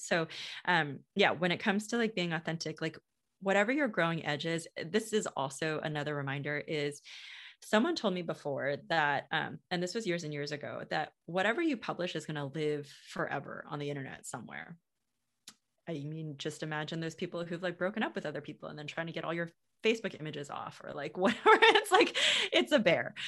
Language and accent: English; United States; I grew up in the States